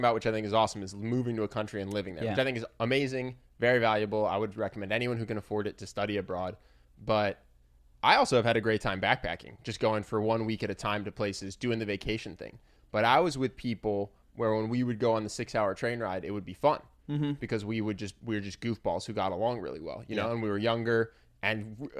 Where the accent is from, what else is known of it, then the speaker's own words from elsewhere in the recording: Philadelphia, Pennsylvania, United States; Yes, I grew up in Philadelphia, and the Philadelphia Art Museum never mattered to me.